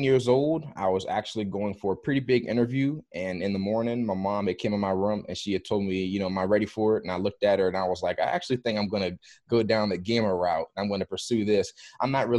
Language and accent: English; Maryland, United States; I grew up in Maryland.